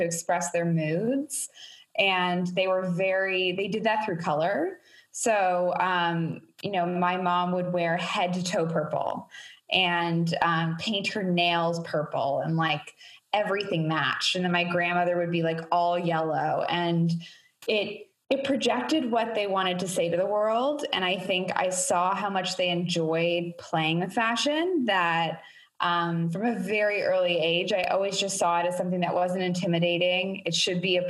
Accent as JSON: {"language": "English", "town": "Toronto", "region": "Ontario", "country": "Canada", "tie": "born or raised there", "moved": "as an adult", "lives_now": "New York, United States", "said": "I grew up in Toronto, so it feels very, comforting to be back home. I grew up in Etobicoke"}